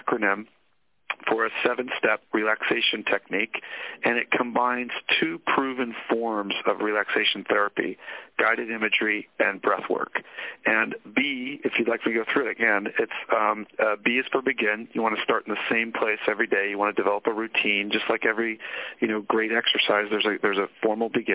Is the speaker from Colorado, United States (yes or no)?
no; Sonoma, California, United States; I grew up in Northern California. I grew up in Sonoma, which is wine country